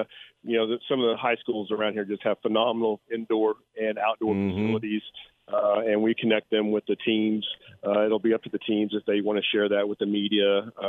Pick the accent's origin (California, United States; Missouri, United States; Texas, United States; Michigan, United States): Texas, United States; Fort Worth; Well, I'm from Fort Worth